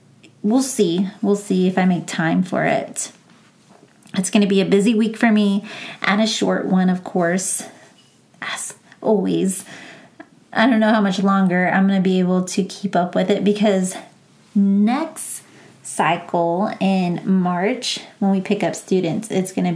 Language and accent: English; San Antonio, Texas, United States; moved away; I was home in San Antonio